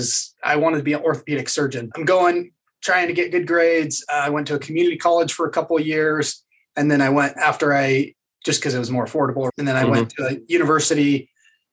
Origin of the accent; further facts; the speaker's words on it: Utah, United States; I grew up here in Utah still, lived in a couple other places, but grew up here in Utah